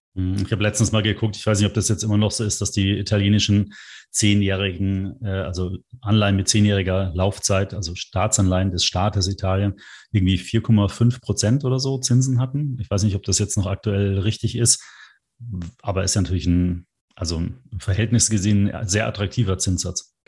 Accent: Germany; bei uns in Deutschland

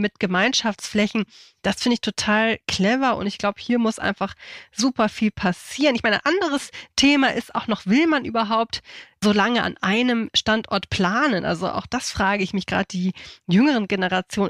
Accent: Hamburg, Germany; moved away as an adult; now in Schleswig-Holstein, Germany; ich komme aus Hamburg.

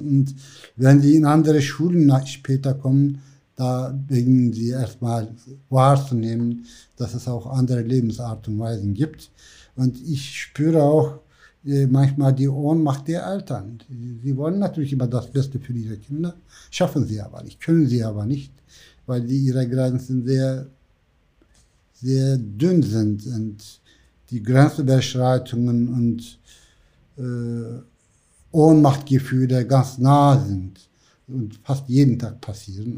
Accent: Black Sea coast, Black Sea Region, Turkey; German is a second language; moved away as an adult; also born or lived in Istanbul / Ankara; now in Hamburg, Germany; ich bin am Schwarzen Meer aufgewachsen

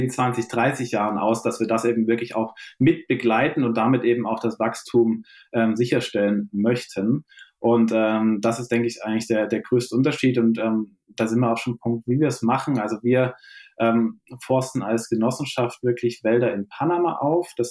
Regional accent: Dresden, Saxony, Germany; born there; now in Hamburg, Germany; bin selbst gebürtiger Dresdner und äh, über ein Sportstudium dann doch immer mehr in die Nachhaltigkeitsszene abgedriftet.

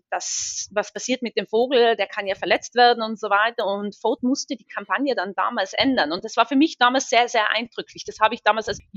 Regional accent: Seefeld, Tyrol, Austria; ich bin ursprünglich aus Tirol, aus Seefeld, und am Ende des Tages, wenn ich den Zirlerberg oder den Möserer den Telferberg hochfahre, geht mein Herz immer noch auf.

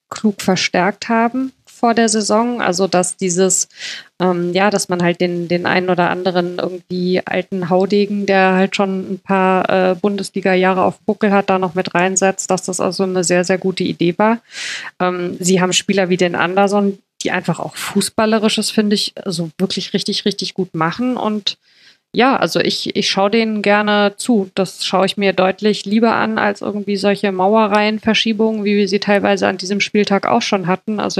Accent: Mainz, Rhineland-Palatinate, Germany; das darf man als Mainzer fast nicht sagen

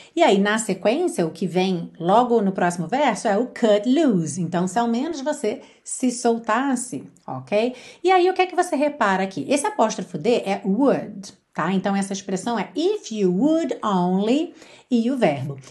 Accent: Rio de Janeiro, Brazil; accent: carioca; eu falo por experiência, porque sou carioca

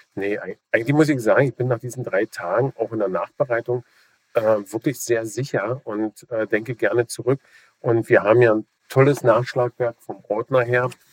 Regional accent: Germany

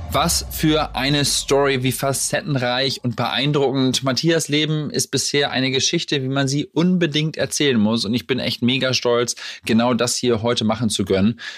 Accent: Lower Saxony, Germany; also born or lived in Hamburg; wir kommen ja aus der ähnlichen Ecke, aus, äh, aus Niedersachsen

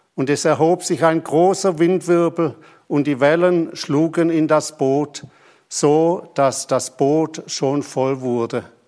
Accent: Germany; also born or lived in Papua New Guinea; bei uns in Deutschland

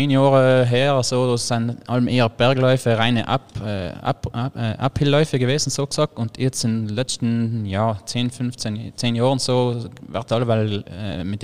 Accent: Trentino-Alto Adige, Italy; logischerweise bei uns in Südtirol im, am Alpenhaupt kam direkt so viel flache Gebiete haben wir eigentlich ja.

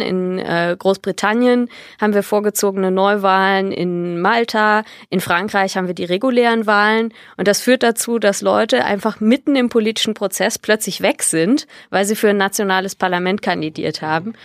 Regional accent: Bonn, North Rhine-Westphalia, Germany; moved away; also born or lived in Berlin; ich bin in Bonn geboren

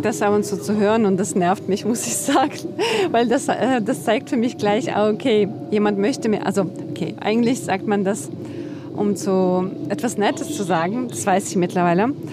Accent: Western Ukraine, Ukraine; born or raised there; first language Russian; German is a second language; moved away as an adult; now in Berlin, Germany

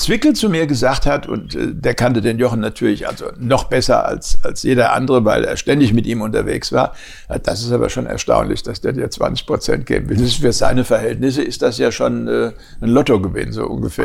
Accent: Germany; ich als Deutscher

